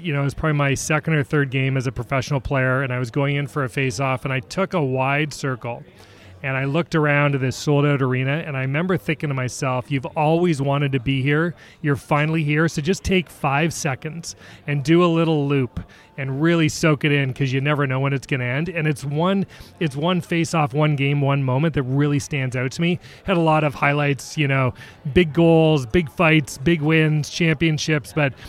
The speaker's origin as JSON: {"language": "English", "town": "Toronto", "region": "Ontario", "country": "Canada", "tie": "born or raised there", "accent": "Canadian", "moved": "as an adult", "lives_now": "Seattle, United States", "said": "I am born and raised in Toronto, in Canada, so you'll hear the A's and the out and abouts. Been in Seattle about 16 years, former professional hockey player"}